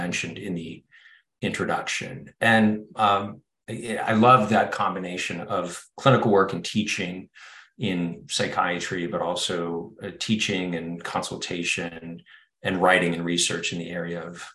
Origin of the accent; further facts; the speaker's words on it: Bellingham, Washington, United States; moved away as an adult; also born or lived in Indiana / Southern California; I grew up in Bellingham, Washington, a town north of Seattle in the Northwest. Spent my childhood there